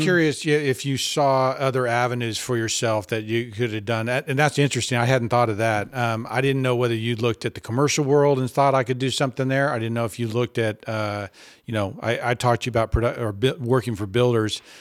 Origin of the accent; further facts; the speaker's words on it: Texas, United States; also born or lived in Boston; I came back to Texas from Boston